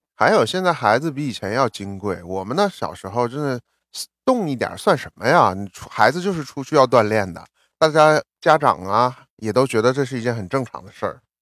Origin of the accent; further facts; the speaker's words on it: Shenyang, Liaoning, China; moved away as an adult; now in New York, United States; 我出生在那么冷的地方，所以我在沈阳的时候